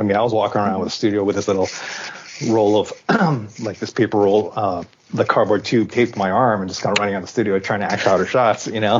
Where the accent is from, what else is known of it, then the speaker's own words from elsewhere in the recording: Hawaii, United States; first language English; now in Japan; I grew up in Hawaii. My parents are Japanese, like straight from Japan, Japanese. So, and I was born in Hawaii